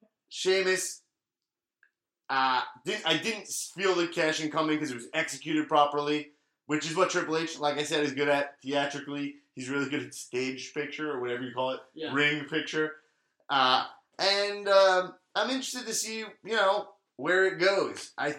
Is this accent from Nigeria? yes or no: no; Staines, South East England, United Kingdom; I grew up in Staines, England.